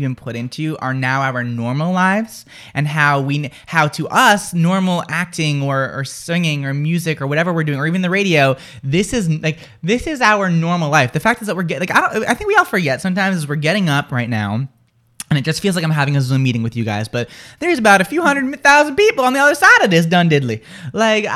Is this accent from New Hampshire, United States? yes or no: yes; Merrimack, New Hampshire, United States; I'm actually from Merrimack, New Hampshire